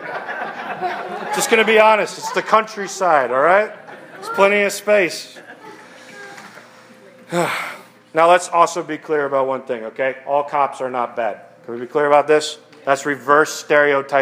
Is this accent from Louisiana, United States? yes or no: no; Westland, Michigan, United States; when I grew up in Westland, which is like the suburbs of Detroit